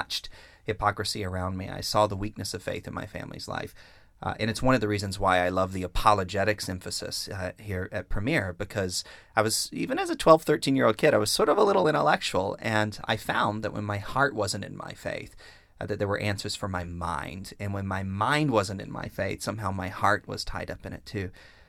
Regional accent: Deep South, United States; I grew up in the Deep South in the United States. We were in church every time the doors were open.

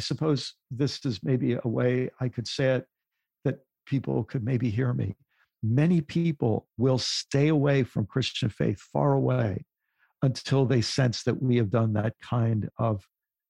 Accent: United States; as someone in the U.S., as a white person in the U.S.

